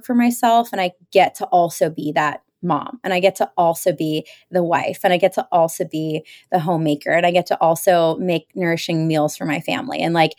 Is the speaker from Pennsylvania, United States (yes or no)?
yes; Pennsylvania, United States; growing up outside of Philadelphia, I thought I was going to go to the big city.